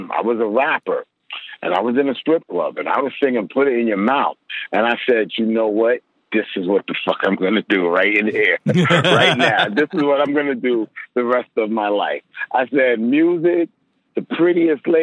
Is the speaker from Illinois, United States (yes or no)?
no; New York City, New York, United States; I'm from Left Rack City. I went to school with Large Professor